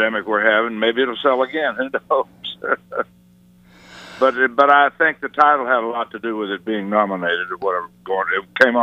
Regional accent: Missouri, United States; also born or lived in Memphis, Tennessee / Los Angeles, California; now in Nashville, United States; I'm from Missouri originally. From Missouri, I moved from Missouri to Memphis

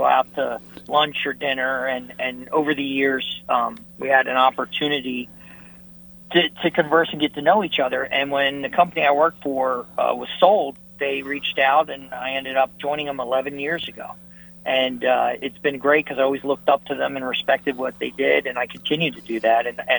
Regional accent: Philadelphia, Pennsylvania, United States; accent: Philly; now in New Jersey, United States; you can tell by my wonderful accent that I'm a Philly guy. I actually live in New Jersey.

